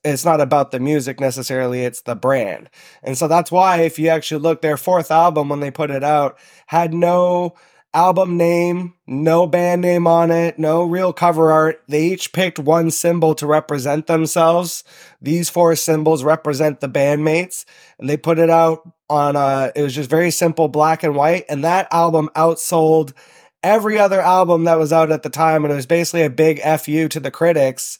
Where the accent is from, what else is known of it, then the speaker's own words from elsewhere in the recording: Toronto, Ontario, Canada; now in Sault Ste. Marie, Canada; I'm originally from Southern Ontario, so I grew up in Toronto